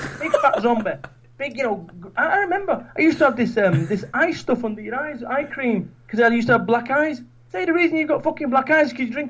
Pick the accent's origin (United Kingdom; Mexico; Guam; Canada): United Kingdom; Manchester, North West England; moved away as an adult; now in Somerset, United Kingdom; I'm from Manchester. I live in Somerset now.